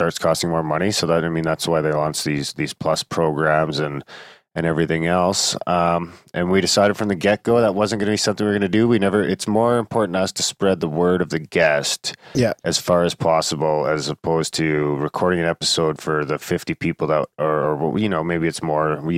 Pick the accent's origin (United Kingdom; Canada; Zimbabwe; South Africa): United Kingdom; moved away; I'm fucking British